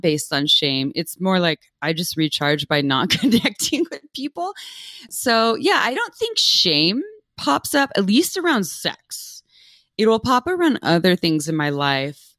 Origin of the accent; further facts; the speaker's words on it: Santa Cruz, California, United States; I was raised in Santa Cruz, California